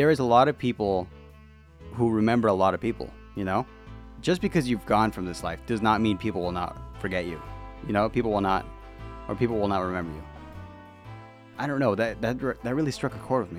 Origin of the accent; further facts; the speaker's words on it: United States; I'm an American